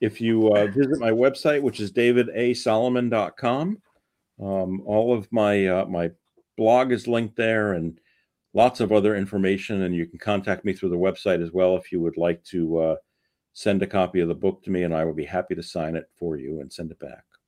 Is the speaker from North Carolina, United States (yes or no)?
no; New York City, New York, United States; when I was a kid growing up in the Bronx.